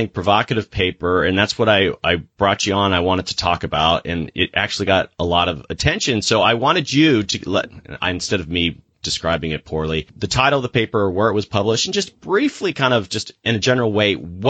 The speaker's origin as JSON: {"language": "English", "town": "Gainesville", "region": "Florida", "country": "United States", "tie": "born or raised there", "said": "So I was born in Gainesville and I went to University of Florida."}